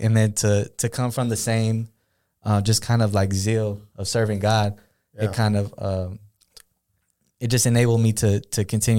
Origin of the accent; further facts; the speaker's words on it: Pomona, California, United States; Because I'm from Pomona, right? I'm from LA. All my family lives down there.